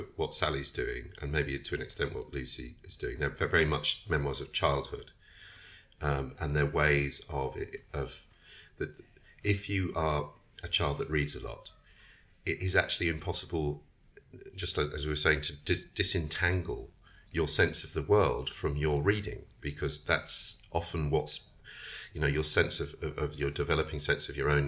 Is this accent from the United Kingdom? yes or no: yes; England, United Kingdom; I'm English